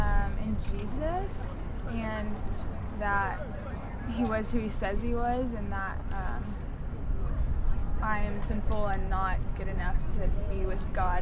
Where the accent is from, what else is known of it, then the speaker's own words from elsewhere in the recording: Dallas, Texas, United States; I'm from Dallas.